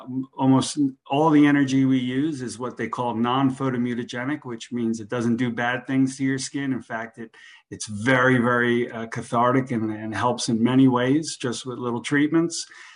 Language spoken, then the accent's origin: English; New Jersey, United States; now in Boca Raton, United States; I went to FAU here in Boca Raton. I came down from Jersey.